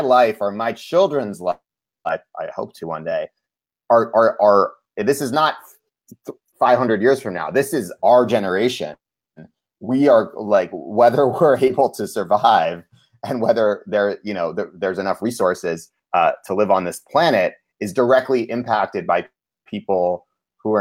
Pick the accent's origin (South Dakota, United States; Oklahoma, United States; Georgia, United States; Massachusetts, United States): Massachusetts, United States; Cambridge; I grew up in Cambridge, Massachusetts, which is a progressive place